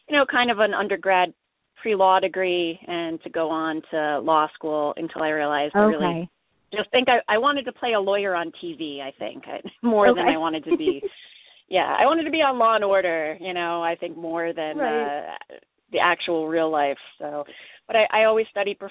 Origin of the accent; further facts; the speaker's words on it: Easton, Pennsylvania, United States; I grew up in Easton, Pennsylvania